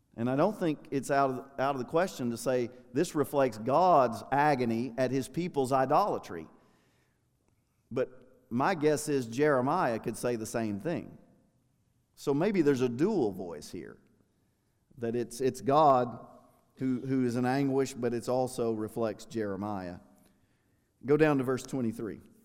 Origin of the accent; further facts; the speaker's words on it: United States; I'm an American